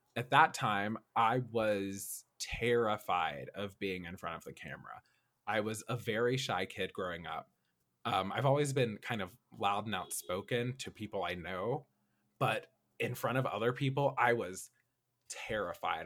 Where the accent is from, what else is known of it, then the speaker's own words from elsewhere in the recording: Nashville, Tennessee, United States; moved away as an adult; also born or lived in Kentucky; now in Los Angeles, United States; I was born and raised in Nashville, Tennessee, uh, growing up in South Nashville, uh, we call it Antioch